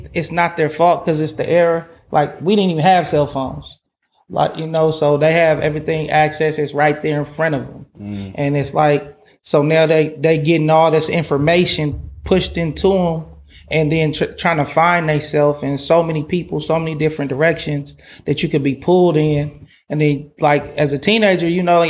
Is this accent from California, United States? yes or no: yes; Oakland, California, United States; I'm from Oakland, California.